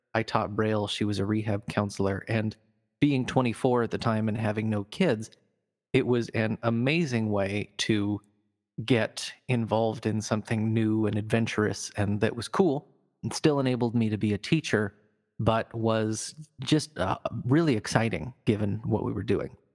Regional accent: Fremont, Nebraska, United States; I grew up in Nebraska in, back in the eighties and nineties, so I was born in a town called Fremont

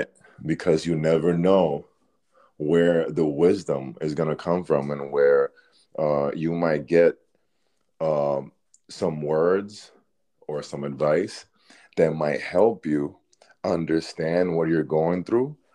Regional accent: Dominican Republic; being from a Caribbean country, you know, I'm from the Dominican Republic

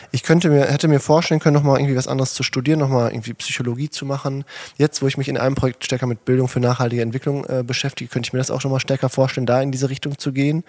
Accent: a farm in a village near Herten, North Rhine-Westphalia, Germany; regelmäßig mit bei der Berufsfeuerwehr in Herten gewesen und alles halt mitgelernt.

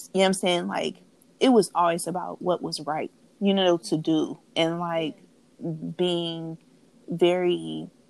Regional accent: Oakland, California, United States; growing up in Oakland

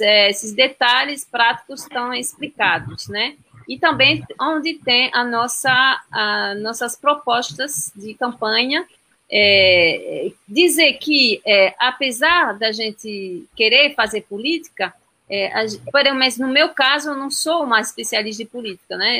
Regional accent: France; Portuguese is a second language; now in Brazil; Eu sou francesa

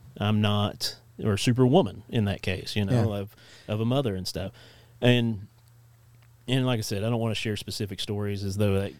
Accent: Netherlands; I'm from Holland, isn't that weird?

